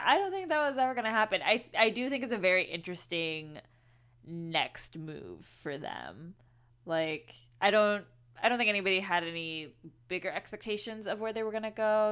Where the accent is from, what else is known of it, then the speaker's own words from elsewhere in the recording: Houston, Texas, United States; I grew up in Houston, so Santa Fe is very, very close to home.